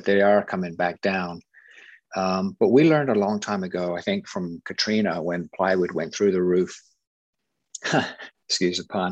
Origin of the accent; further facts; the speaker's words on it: England, United Kingdom; now in United States; I come from England